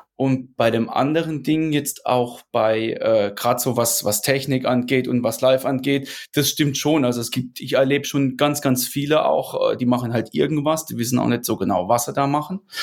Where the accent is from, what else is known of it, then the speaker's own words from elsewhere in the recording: Rhineland-Palatinate, Germany; ich bin ja Pfälzer, Pfälzer, ne, eigentlich. Also kann, komme jetzt nicht wie die anderen hier bei uns mehr so aus der Münchner Ecke, beziehungsweise aus, aus Bayern halt, sondern ich komme aus der Pfalz